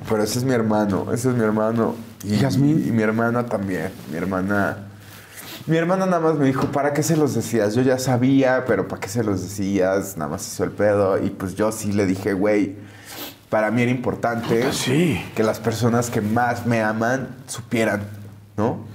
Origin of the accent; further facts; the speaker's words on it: McAllen, Texas, United States; moved away; also born or lived in Mexico / Los Angeles; en McAllen, pues de justo de donde yo soy